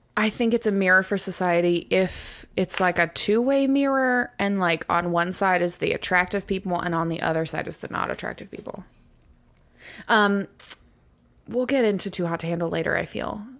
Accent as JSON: {"language": "English", "country": "United States", "first_language": "English", "said": "I am from America, and so English is my first language."}